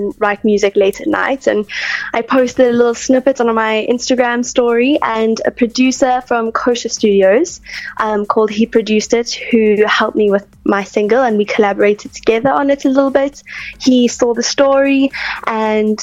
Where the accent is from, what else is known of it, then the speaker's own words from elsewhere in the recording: Plettenberg Bay, Western Cape, South Africa; I grew up in Plett, born and raised